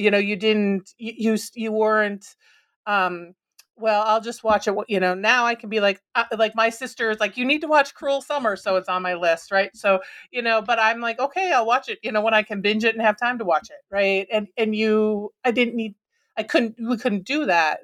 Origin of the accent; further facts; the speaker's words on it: Minnesota, United States; growing up in Minnesota